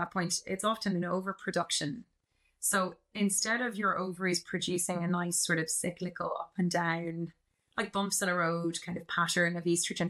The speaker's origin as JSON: {"language": "English", "town": "Dublin", "region": "Leinster", "country": "Ireland", "also_born_or_lived": "Canada", "said": "I am a GP and I'm from Dublin, and then I moved to Canada in 2014"}